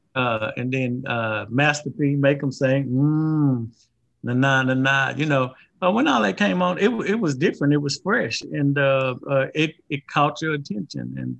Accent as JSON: {"language": "English", "region": "Louisiana", "country": "United States", "said": "being from Louisiana"}